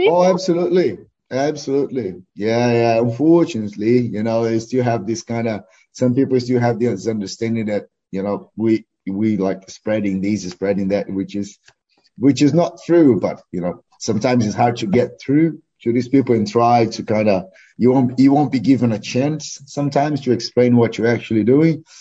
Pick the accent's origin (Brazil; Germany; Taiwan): Brazil; Porto Alegre, Rio Grande do Sul; English is a second language; also born or lived in Canoas; now in New Zealand; I was born in Porto Alegre